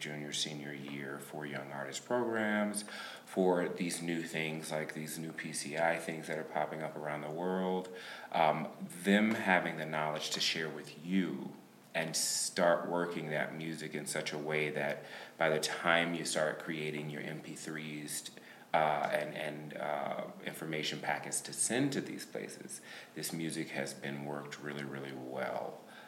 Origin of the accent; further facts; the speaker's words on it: Macon, Georgia, United States; Macon, Georgia.